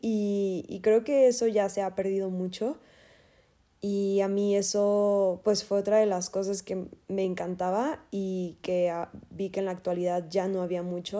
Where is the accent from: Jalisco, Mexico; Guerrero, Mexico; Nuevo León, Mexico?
Jalisco, Mexico; Guadalajara; soy de Guadalajara, Jalisco